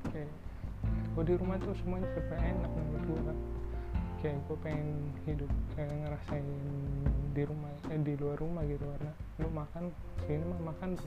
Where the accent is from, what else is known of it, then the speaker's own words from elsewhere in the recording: Jakarta, Indonesia; gue dari kecil di Jakarta Jakarta aja nih tadi mau kuliah di luar tapi nggak sampean nggak dapet kuliah di luar akhirnya di Jakarta Jakarta juga